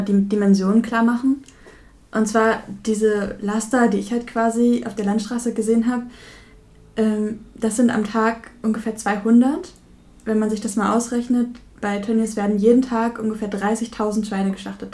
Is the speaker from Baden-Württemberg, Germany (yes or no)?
no; Verl, North Rhine-Westphalia, Germany; ich komme ja selber aus dem Kreis Gütersloh, aus Ferl